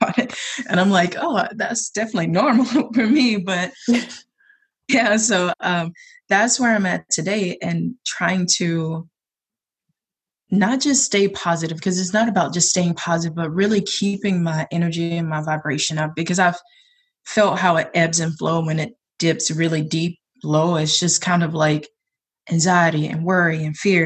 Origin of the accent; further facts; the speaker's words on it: South Georgia, United States; now in Portland, United States; I am from South Georgia, but I live in PDX